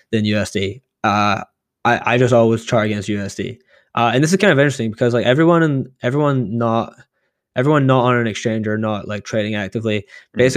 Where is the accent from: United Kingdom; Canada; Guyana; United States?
Canada; I'm curious what Will thinks because he's in a sort of similar position where like uh, Canadian, I'm Canadian dollar.